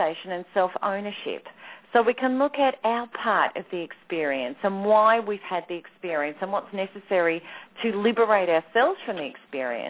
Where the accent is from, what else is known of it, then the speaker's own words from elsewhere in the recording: Australia; Australia, of course, my home country